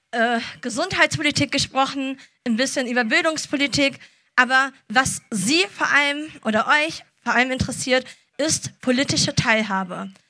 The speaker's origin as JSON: {"language": "German", "town": "Düsseldorf", "region": "North Rhine-Westphalia", "country": "Germany", "tie": "born there", "said": "bin 28 Jahre alt, äh, gebürtige Düsseldorferin und Apothekerin von Beruf."}